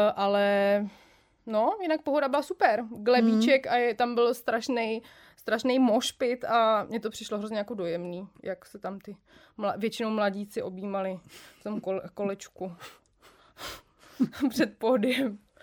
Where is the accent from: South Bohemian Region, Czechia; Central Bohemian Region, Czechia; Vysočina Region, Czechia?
Central Bohemian Region, Czechia; Jílové u Prahy; já jsem z Jílovýho